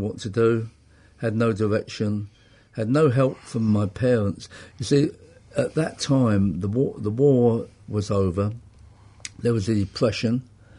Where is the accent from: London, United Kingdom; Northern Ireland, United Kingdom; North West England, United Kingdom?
London, United Kingdom; Enfield; Grew up in Enfield in Middlesex in North London. Yeah, I was born in 41, so that's where I stayed.